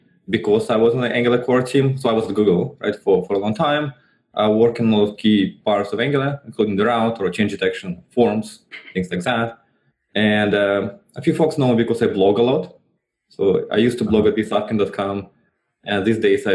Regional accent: Russia; moved away; I was still in Russia. So I grew up in Russia

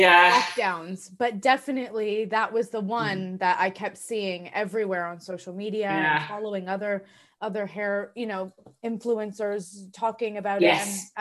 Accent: Canada; accent: Canadian; moved away as an adult; now in Australia

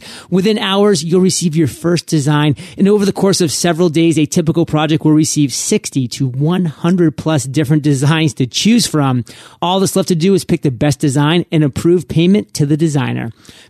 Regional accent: Maine, United States; I mean, I'm from Maine, and there I was in Maine, and I was like, go west, son, go west.

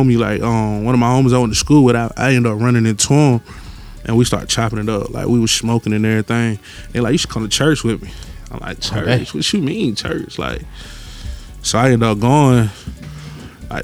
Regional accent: Atlanta, Georgia, United States; I grew up all over there

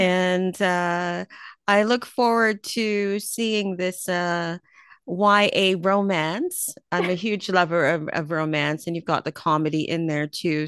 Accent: Canada; also born or lived in Jamaica; speaking as a Jamaican born, Canadian raised person

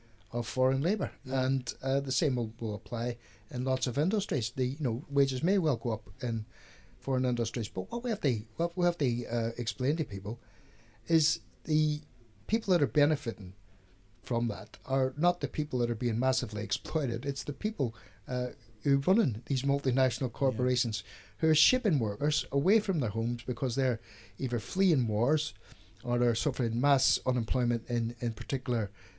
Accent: Derry, Northern Ireland, United Kingdom; moved away as an adult; I've been in this country for 34 years now. I come from Derry in Ireland

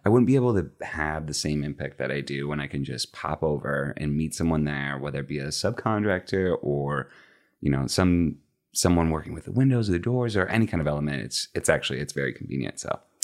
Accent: just outside of Chicago, Illinois, United States; moved away as an adult; also born or lived in Los Angeles; now in Dallas, United States; born and raised in the Midwest, grew up just outside of Chicago

